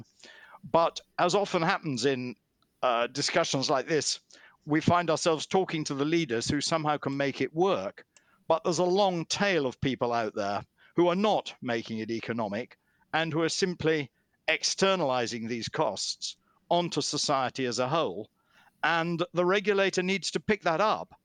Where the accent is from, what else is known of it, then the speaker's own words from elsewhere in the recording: United Kingdom; In my own country, in the UK